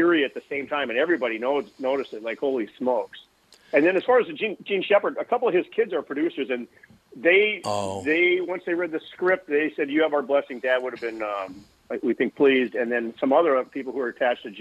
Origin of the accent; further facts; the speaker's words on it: Fridley, Minnesota, United States; we grew up in Fridley